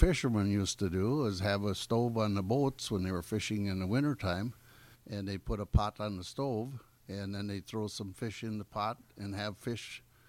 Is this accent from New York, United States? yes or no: no; Gills Rock, Wisconsin, United States; I grew up in Gill's Rock at the end of the peninsula